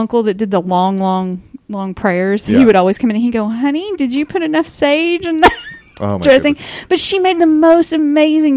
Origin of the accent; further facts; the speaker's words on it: the South, United States; also born or lived in Zephyrhills, Florida; I'm from the South